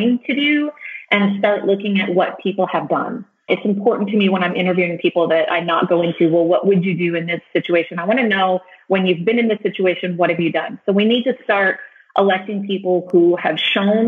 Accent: rural Texas, United States; I grew up in rural Texas, and then I joined the military.

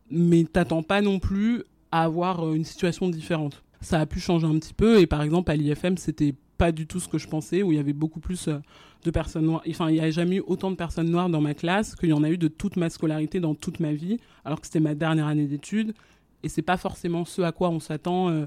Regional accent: Abidjan, Côte d’Ivoire; born there; mais par exemple moi je suis née française mais je suis née euh, à Abidjan là où mes parents n'ont jamais habité ni séjourné

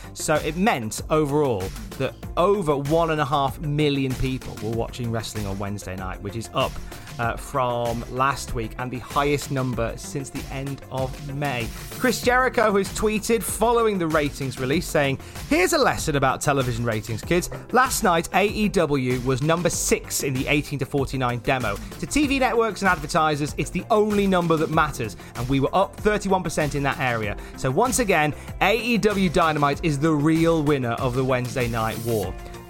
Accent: Canada; Then there's the simple fact that I'm Canadian and there are American dates, so there's a lot of paperwork that goes into it.

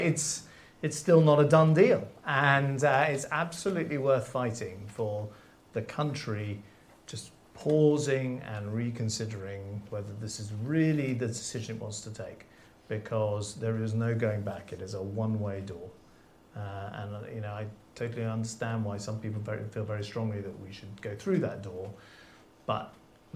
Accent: London, United Kingdom; I grew up in London

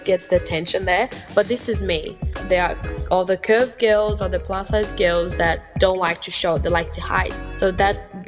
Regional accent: Brazil; English is a second language; moved away as an adult; now in Australia; I am Brazilian and born and raised in Brazil. And I've been in Australia for 6 years now.

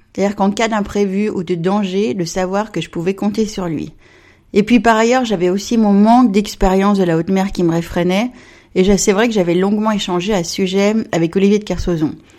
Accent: Évian-les-Bains, Auvergne-Rhône-Alpes, France; moved away; also born or lived in Plymouth, England; Je suis née à Évian, j'ai grandi là-bas, sur les bords de la Clément

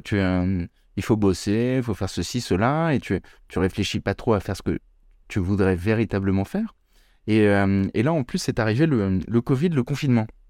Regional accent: Paris, Île-de-France, France; je suis né à Paris, je vis à Paris.

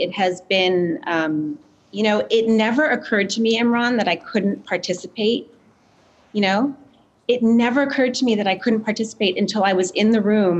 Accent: Quebec, Canada; And I grew up in a really white suburb outside of Montreal, and it's still just, I don't know. It's the way we're raised in Canada

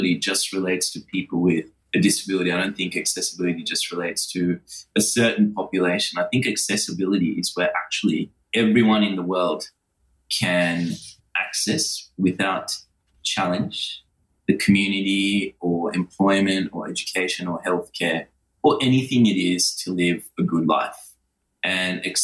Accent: Sri Lanka; now in Australia; where I was born in Sri Lanka

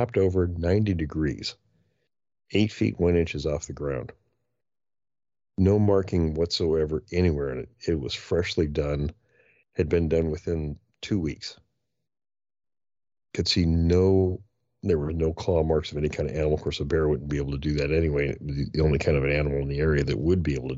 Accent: Pacific Northwest, United States; now in Northern California, United States; growing up in the Pacific Northwest of the U.S., it's heavily forested.

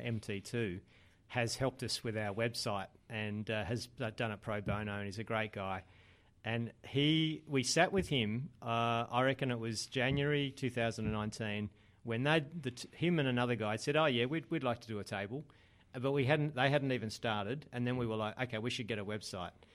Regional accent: Adelaide, South Australia, Australia; moved away as an adult; now in Sydney, Australia; I'd moved from growing up in Adelaide to Sydney just at the time when I was starting a business

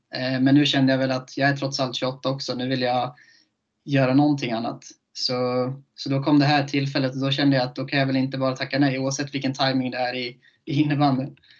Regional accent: Köping, Västmanland, Sweden; moved away; jag är från Köping

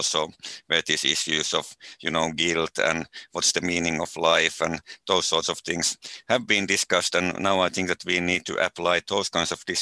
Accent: Finland; mostly in my home country

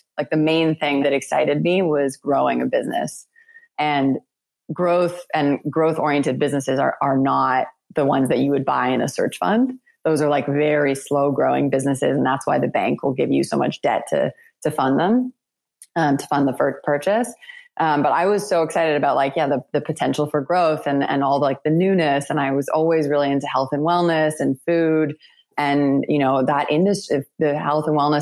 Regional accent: Toronto, Ontario, Canada; moved away as an adult; I had just come back to my hometown. I had just graduated from business school, and I moved back to Toronto

